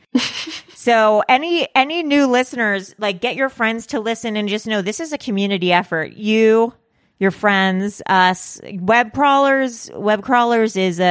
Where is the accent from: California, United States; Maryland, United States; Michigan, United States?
California, United States; Los Angeles; also born or lived in Malibu / Mar Vista / Westwood / West Hollywood; I grew up in the Palisades